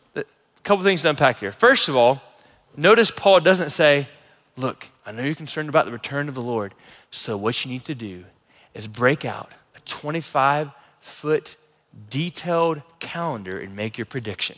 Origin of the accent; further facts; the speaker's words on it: United States; As American Christians